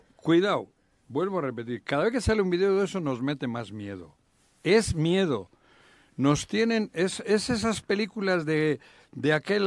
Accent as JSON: {"language": "Spanish", "region": "Basque Country", "country": "Spain", "moved": "yes", "lives_now": "Mexico"}